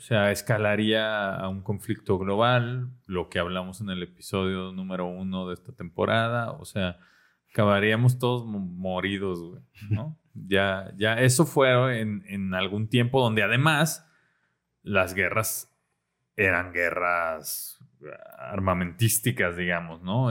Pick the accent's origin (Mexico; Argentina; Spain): Mexico